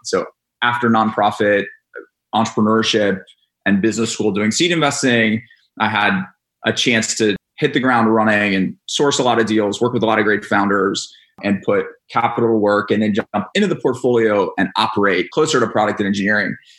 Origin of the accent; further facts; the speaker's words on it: Atlanta, Georgia, United States; We grew up in Atlanta, Georgia. And we moved back in. I moved back home with mom and dad